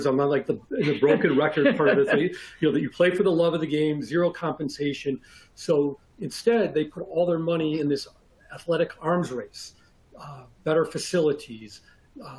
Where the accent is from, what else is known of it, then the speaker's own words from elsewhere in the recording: North Shore of Chicago, Illinois, United States; I'm from the North Shore of Chicago